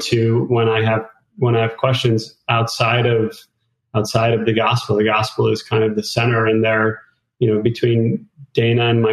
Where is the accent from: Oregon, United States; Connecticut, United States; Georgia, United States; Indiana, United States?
Connecticut, United States; moved away as an adult; also born or lived in Idaho; I grew up in the Northeast in Connecticut